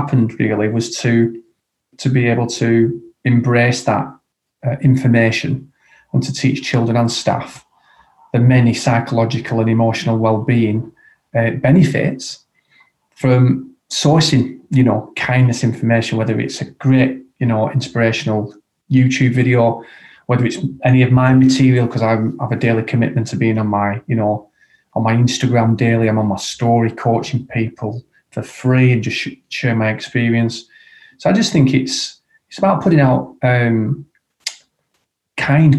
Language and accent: English; Blackburn, North West England, United Kingdom; my hometown of Blackburn